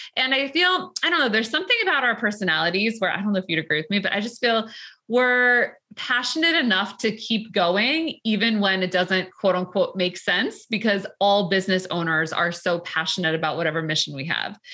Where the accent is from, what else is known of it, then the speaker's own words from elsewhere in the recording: New York, United States; we're from New York, even Long Island.